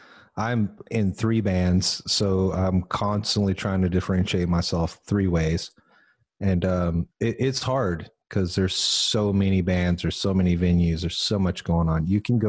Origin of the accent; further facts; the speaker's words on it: Odessa, Texas, United States; now in Austin, United States; I grew up in the armpit of the planet, Odessa, Texas.